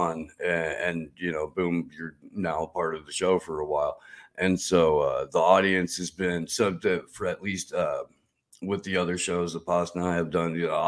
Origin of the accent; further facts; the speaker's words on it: Midwest, United States; I grew up, you know, listening to Bob and Tom in the Midwest